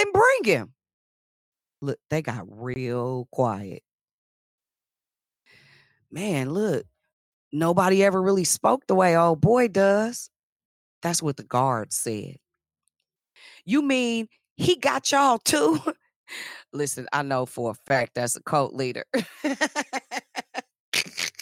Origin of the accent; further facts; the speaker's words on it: Richmond, Virginia, United States; I was from, and still am, and proud of it, the south side of Richmond